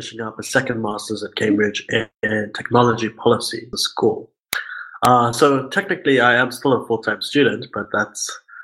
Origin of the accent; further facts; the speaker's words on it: Durban, KwaZulu-Natal, South Africa; moved away as an adult; also born or lived in Pietermaritzburg; now in United Kingdom; I was born in Pietermaritzburg, but I was raised and did most of my schooling in Durban.